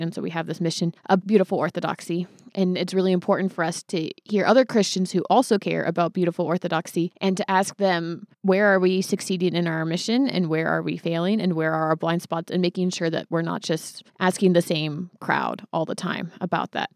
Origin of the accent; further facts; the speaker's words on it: Hayward, California, United States; I was born in Hayward.